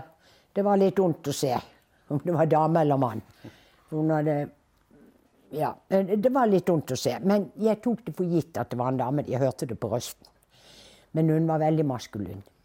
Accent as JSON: {"language": "Norwegian", "town": "Bergen", "region": "Vestland", "country": "Norway", "tie": "born or raised there", "moved": "as an adult", "lives_now": "Oslo, Norway", "said": "i min hjemby Bergen"}